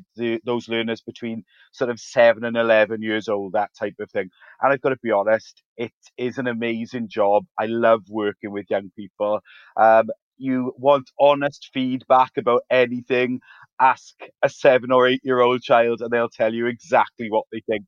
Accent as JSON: {"language": "English", "town": "Ferndale", "region": "Wales", "country": "United Kingdom", "tie": "born or raised there", "said": "our school is situated in a little town called Ferndale, which is in South Wales in the UK. And I guess what's really special for me about working in that area is that I grew up there as well"}